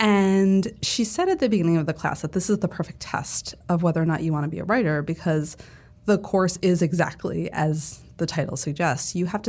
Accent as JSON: {"language": "English", "region": "New England", "country": "United States", "tie": "born or raised there", "also_born_or_lived": "Connecticut / Vermont / Massachusetts", "said": "I grew up all over New England. I was born in Connecticut. My family moved to Vermont when I was 7 and Massachusetts when I was 11."}